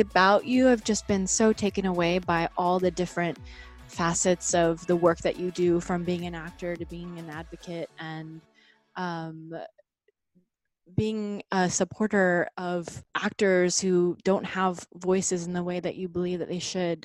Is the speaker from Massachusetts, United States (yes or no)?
no; Dallas, Texas, United States; moved away as an adult; also born or lived in Austin, Texas; now in New York City, United States; I grew up in Dallas, Texas, and I went to school in Austin